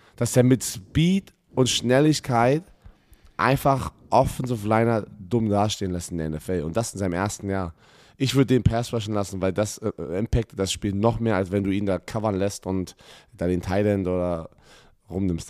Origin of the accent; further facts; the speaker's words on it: Germany; als Ex-Spieler, der hier aufgewachsen ist, hier Football gespielt hat